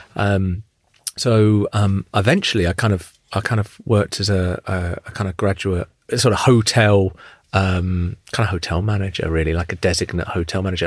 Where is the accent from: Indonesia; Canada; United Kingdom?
United Kingdom; Luton, East of England; I grew up in Luton